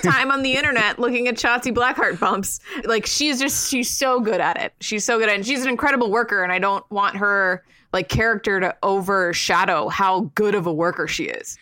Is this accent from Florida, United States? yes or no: yes; Sarasota, Florida, United States; moved away; also born or lived in Tampa; I love my hometown. I grew up in Sarasota